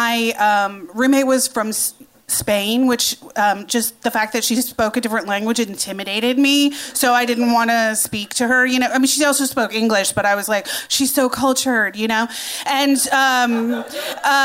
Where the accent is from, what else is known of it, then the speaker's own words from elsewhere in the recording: Iowa, United States; moved away as an adult; I grew up in Iowa